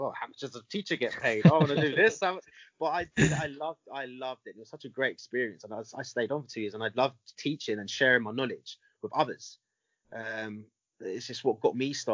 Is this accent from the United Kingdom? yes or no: yes; England, United Kingdom; I was born in England, so I've got Italian background, Italian heritage.